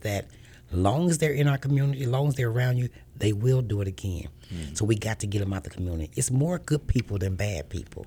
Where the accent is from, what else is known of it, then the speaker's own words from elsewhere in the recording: Kansas City, Missouri, United States; Born and raised in Kansas City all my life